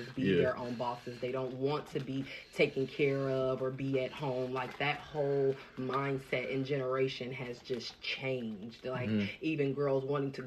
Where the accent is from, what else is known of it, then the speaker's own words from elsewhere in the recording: Dayton, Ohio, United States; moved away as an adult; now in Columbus, United States; I'm from the Dayton area, but I just moved out here to Columbus